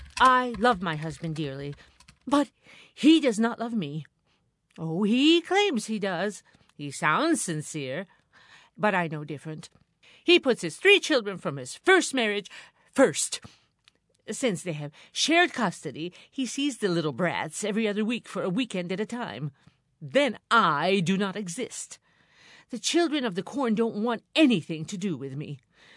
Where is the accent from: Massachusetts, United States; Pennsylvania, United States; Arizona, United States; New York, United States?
New York, United States; Binghamton; The settings originate from my hometown, Parlor City.